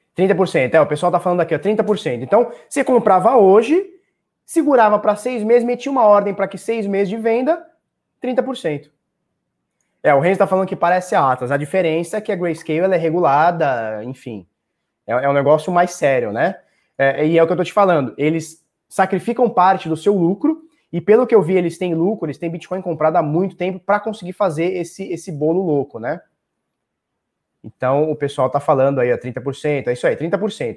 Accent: Brazil; eu sou do Brasil

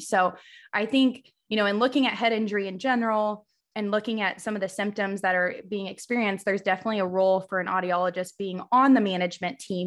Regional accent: Missouri, United States; I'm originally from Missouri. I obviously live in Missouri now

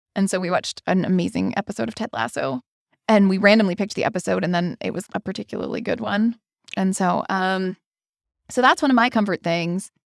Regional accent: Pennsylvania, United States; also born or lived in Washington, D.C.; now in Madison, United States; I'm from Pennsylvania

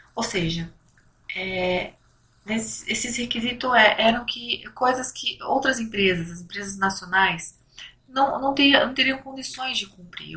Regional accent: São Paulo, Brazil; eu sou de São Paulo

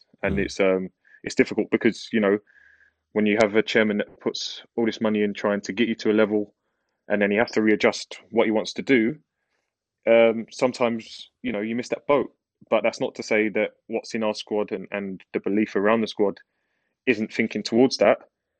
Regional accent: London, United Kingdom; Yeah, East London

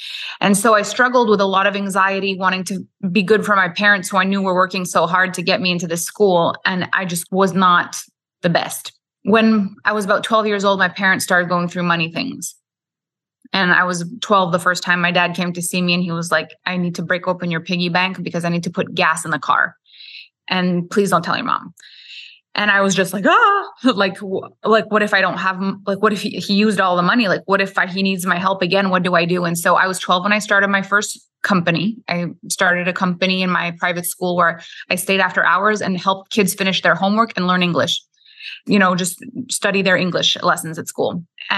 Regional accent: Quebec, Canada; first language French; English is a second language; I'm French Canadian. So I am from Quebec, Canada. My first language is French. I went to school in French. All my friends were French.

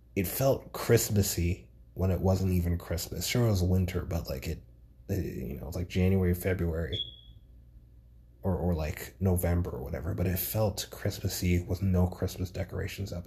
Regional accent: New York City, New York, United States; moved away as an adult; also born or lived in Grenada; now in Georgia, United States; as a New Yorker, right? Like growing up in New York all my life

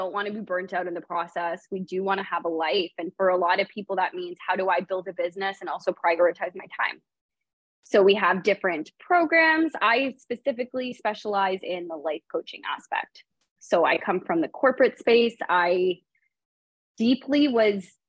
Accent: Canada; moved away as an adult; also born or lived in Toronto; now in San Diego, United States; I'm a Canadian living in California

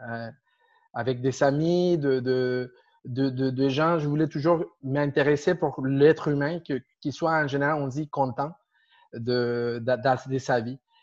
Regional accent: Argentina; French is a second language; moved away as an adult; now in Montreal, Canada; Je viens d'Argentine. De, de, euh, déjà déjà 15 ans ici

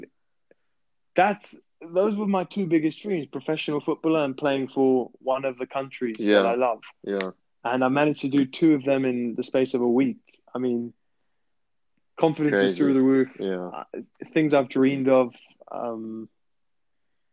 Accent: South Africa; moved away; also born or lived in England; I grew up in South Africa, so of course that feels like my home

